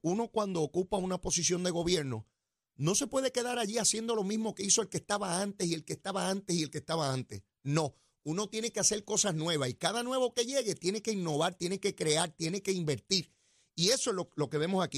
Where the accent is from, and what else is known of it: Puerto Rico